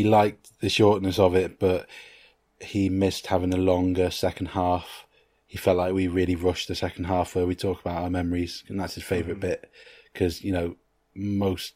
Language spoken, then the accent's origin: English; Liverpool, North West England, United Kingdom; My hometown, born in Mill Road. Hospital in Liverpool